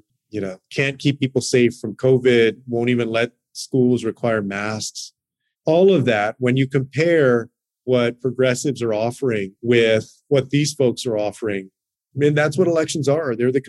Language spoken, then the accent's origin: English; Texas, United States; including in my home state of Texas.